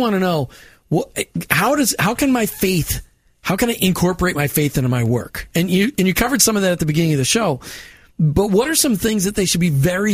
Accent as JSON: {"language": "English", "region": "Minnesota", "country": "United States", "said": "I'm from Minnesota"}